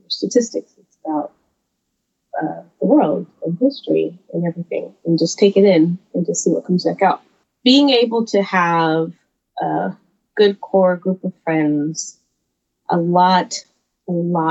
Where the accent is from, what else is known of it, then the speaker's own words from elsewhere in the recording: the South, United States; I'm from the South, and so it's very Southern